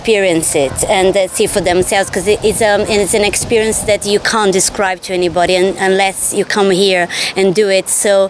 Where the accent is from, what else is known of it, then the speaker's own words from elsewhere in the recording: Brazil; now in London, United Kingdom; I'm from Brazil, but live in London.